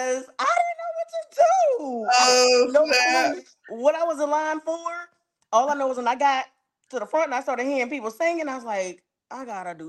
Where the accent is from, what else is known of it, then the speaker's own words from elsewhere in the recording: New Orleans, Louisiana, United States; now in Texas, United States; I'm a girl from New Orleans in the Seventh Ward